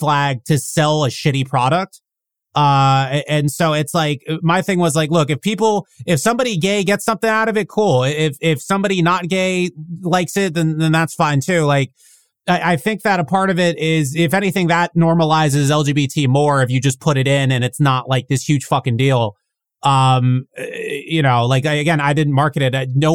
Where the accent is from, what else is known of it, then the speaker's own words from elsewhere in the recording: Northern Virginia, United States; I grew up in Northern Virginia around DC